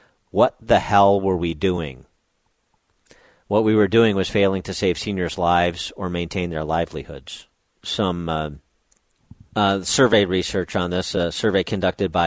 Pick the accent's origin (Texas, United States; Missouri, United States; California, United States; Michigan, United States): Michigan, United States; my home state